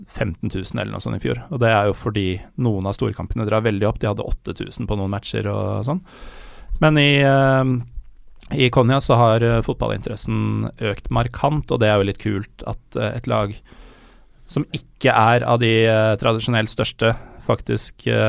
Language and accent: Norwegian; Norway; jeg er fra Norge